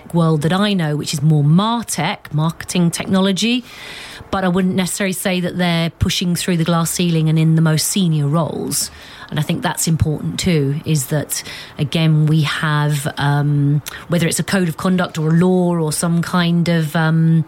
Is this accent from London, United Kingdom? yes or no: yes; London, United Kingdom; I was born in Tottenham on the 11th floor of a block of flats.